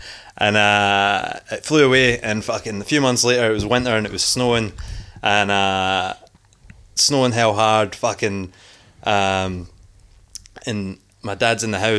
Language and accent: English; Philpstoun, Scotland, United Kingdom; moved away as an adult; now in Australia; from this little village in Scotland, it's called Phillipston. It's tiny. There's only about fucking 30 people. Oh, no, not 30. It's bigger than that. There's about 300 people.